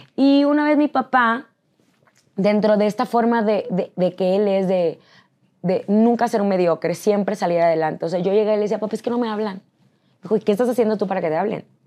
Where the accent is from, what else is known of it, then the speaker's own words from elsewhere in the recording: San Nicolás de los Garza, Nuevo León, Mexico; moved away as an adult; Yo soy de San Nicolás de los Garza, Nuevo León.